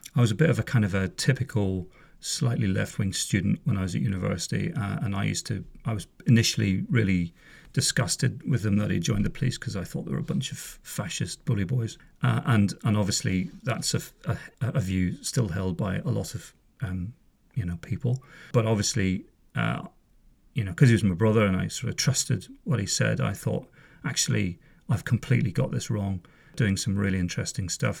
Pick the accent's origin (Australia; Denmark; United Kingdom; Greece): United Kingdom; just south of Belfast, Northern Ireland; I'm from Northern Ireland originally. I was born in, uh, a place just south of Belfast in, uh, nineteen sixty-five. Grew up there